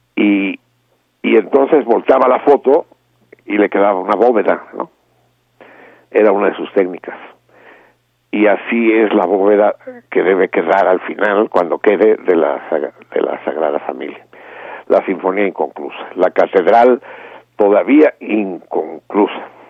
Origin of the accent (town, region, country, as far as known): Mexico